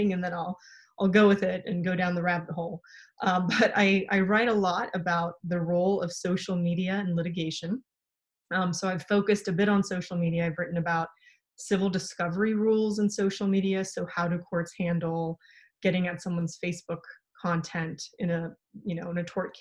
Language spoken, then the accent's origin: English; San Francisco Bay Area, California, United States; also born or lived in Poland / Pittsburg, California; So I ended up growing up in the San Francisco Bay Area